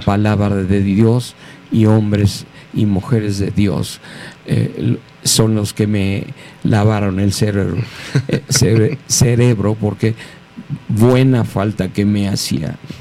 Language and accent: Spanish; Mexico City, Mexico; soy mexicano, antes que nada. Nací aquí hace 69 años en la Ciudad de México